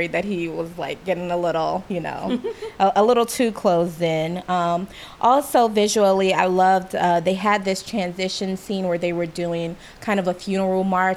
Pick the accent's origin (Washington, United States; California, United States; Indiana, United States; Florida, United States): Florida, United States; Miami; I'm from Miami, I only know a handful of words still